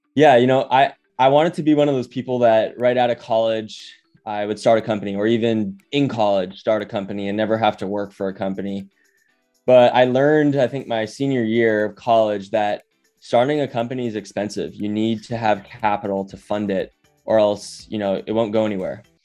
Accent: Honolulu, Hawaii, United States; moved away; also born or lived in New York City / Bay Area; I grew up in Honolulu, Hawaii

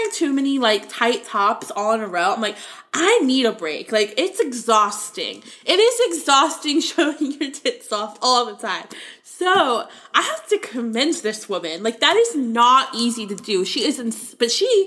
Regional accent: Florida, United States; I grew up in Florida

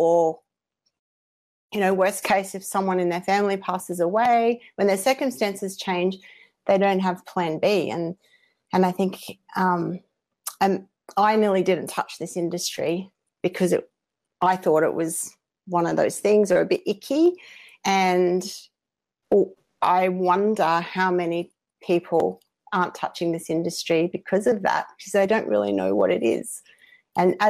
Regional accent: Australia; accent: Aussie; I hope you can all understand my accent for the non-Aussies

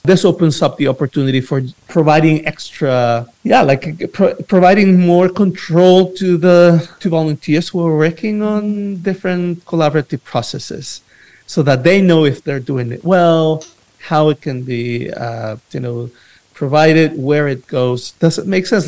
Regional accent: El Salvador; I am from El Salvador, but I, I work with you know different initiatives in different parts

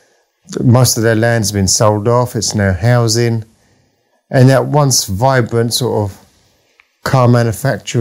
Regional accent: London, United Kingdom; I grew up in the East End of London

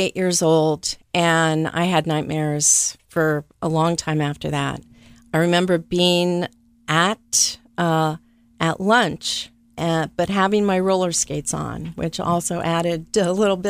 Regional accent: Venezuela; also born or lived in West Virginia; I was actually born in West Virginia, but about 6 months old, my Venezuelan father kind of scooped my mother up and took the family down to the interior of Venezuela.

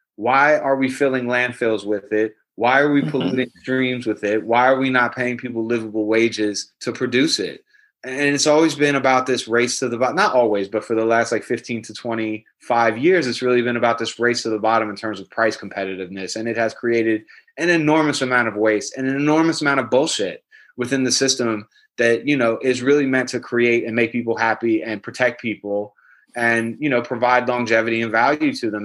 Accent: New York City, New York, United States; I'm a Jew from Brooklyn

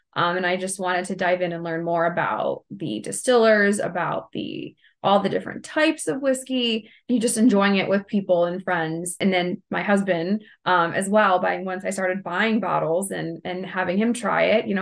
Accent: Ohio, United States; we're from Ohio

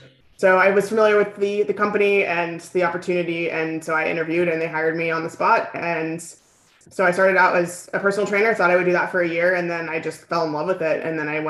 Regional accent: California, United States; also born or lived in New York; now in Texas, United States; Southern California.

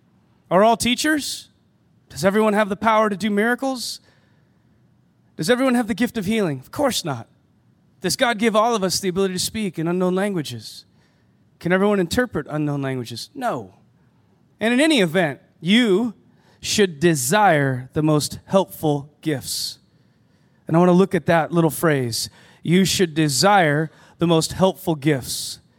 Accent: United States; now in Canada; And being an American student in Canada, going to a private school, I wasn't allowed to work in Canada.

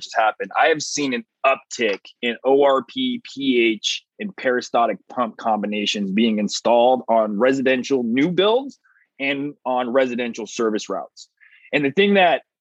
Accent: California, United States; I'm from California

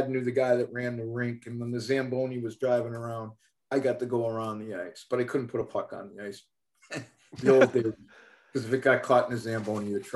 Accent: Chelsea, Massachusetts, United States; growing up in Chelsea, coming home from school, if there was a puddle that froze, I was skating on it

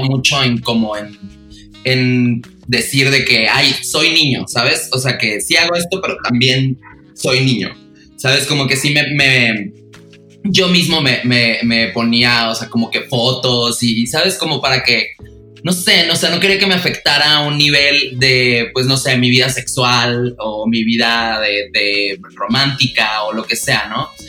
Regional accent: Los Mochis?, Sonora, Mexico; moved away as an adult; also born or lived in Monterrey; yo soy de Mocillos de Sonora. Me mudé a Monterrey

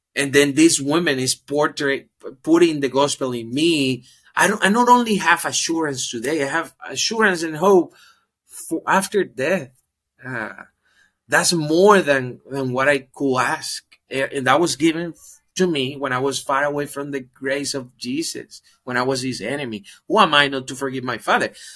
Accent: Dominican Republic; I'm from the Dominican Republic, born race and currently living in the Dominican Republic.

